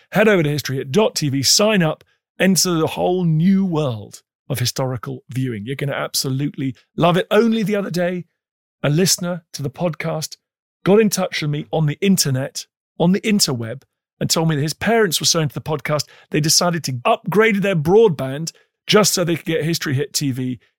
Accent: Canada; as a Canadian

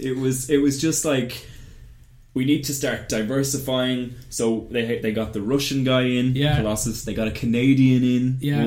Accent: Ireland; because we're Irish

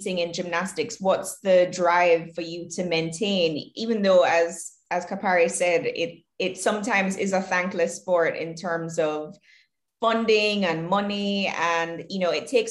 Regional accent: Jamaica; moved away; I was born and raised in Jamaica, and I guess similar to both of you, have lived elsewhere for a really long time and actually just moved back.

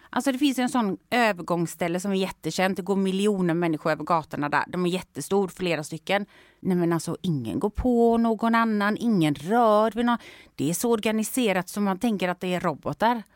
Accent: Sweden; jag var från Sverige

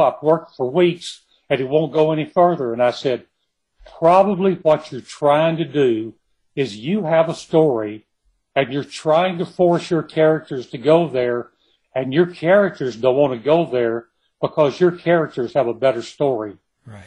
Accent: Kilgore, Texas, United States; I was born and raised in Kilgore, in East Texas

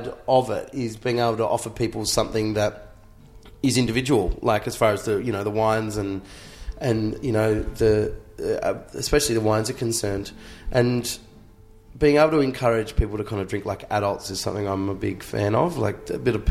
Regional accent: Australia; I'm really proud of being Australian.

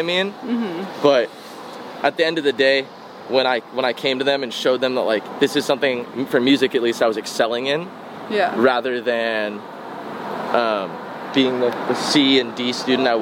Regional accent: San Francisco, California, United States; now in Los Angeles, United States; I remember just going to the local skate park as a kid and just seeing... you know, in San Francisco

